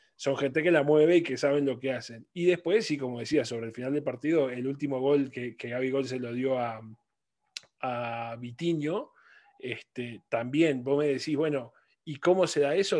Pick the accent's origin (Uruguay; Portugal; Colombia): Uruguay; como uruguayos